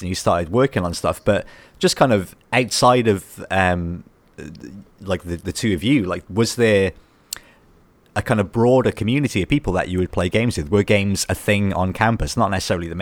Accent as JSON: {"language": "English", "region": "Wales", "country": "United Kingdom", "tie": "born or raised there", "said": "I grew up in Wales"}